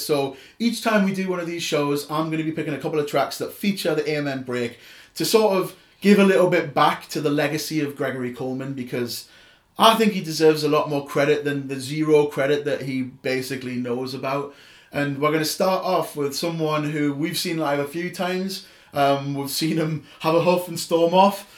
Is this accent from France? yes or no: no; Newcastle upon Tyne, North East England, United Kingdom; accent: Geordie; I am proper Geordie